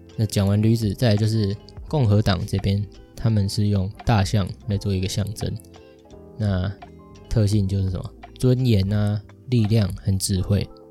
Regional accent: Taiwan; 我们在台湾一出生，像我一出生的时候就有健保

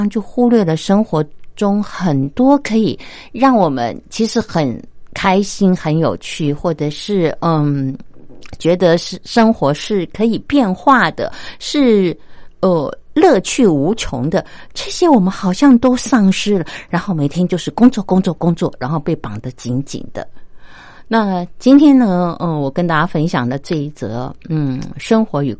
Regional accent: China; 如果是我以我中国人的这个观点来看，我就会觉得说：天哪，这是不是有点太过火啦？

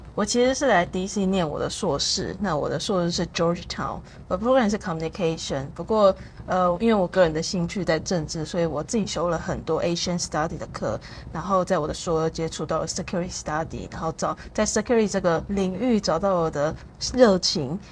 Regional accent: Taiwan; 身为台湾人

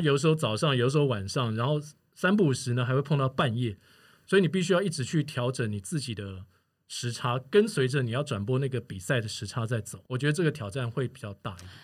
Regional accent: Taiwan; also born or lived in Singapore; 从我到新加坡去开始了我的转播生涯，就是应该说运动转播生涯，在二零零二年的时候，一直到我现在回到台湾这么多年来

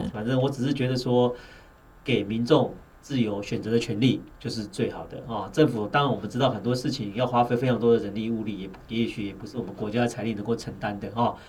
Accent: Taiwan; 我们台湾人很喜欢吃猪肉哦

